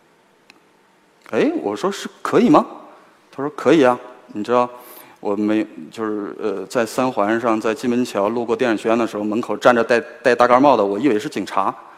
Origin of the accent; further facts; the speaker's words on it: Hegang, Heilongjiang, China; moved away as an adult; also born or lived in Beijing; 我的家乡黑龙江鹤岗，它那个 紧挨着俄罗斯